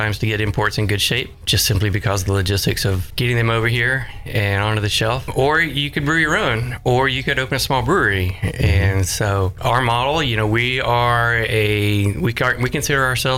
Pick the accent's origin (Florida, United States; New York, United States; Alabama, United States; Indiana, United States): Alabama, United States; Decatur; also born or lived in Cookeville, Tennessee / Greenville, South Carolina; now in Hendersonville, United States; I grew up in North Alabama, in Decatur